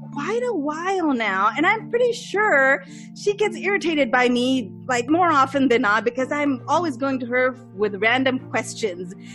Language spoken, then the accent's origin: English; Pakistan; first language English; moved away; I'm growing up in Pakistan